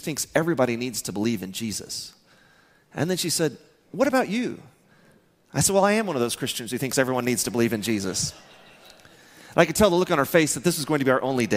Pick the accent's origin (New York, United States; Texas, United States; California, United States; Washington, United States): Texas, United States; Midland; I'm from Midland, Texas.